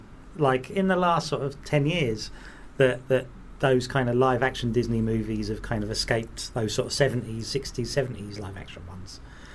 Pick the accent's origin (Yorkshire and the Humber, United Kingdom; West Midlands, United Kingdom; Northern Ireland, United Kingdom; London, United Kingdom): London, United Kingdom; In London. So, no, I wouldn't have gone to see a 15.